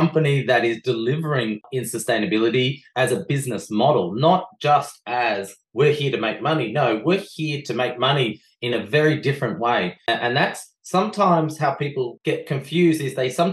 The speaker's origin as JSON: {"language": "English", "country": "Australia", "said": "I bring my Belgian beautiful partner to Australia"}